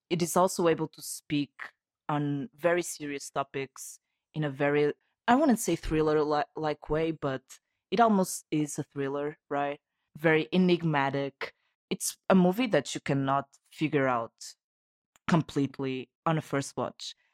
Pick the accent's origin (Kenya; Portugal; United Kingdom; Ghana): Portugal; from Portugal.